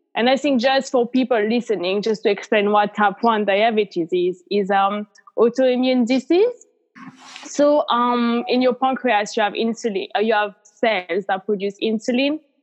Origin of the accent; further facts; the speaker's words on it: France; moved away as an adult; also born or lived in Australia; now in United Kingdom; I'm from France originally and I live in the UK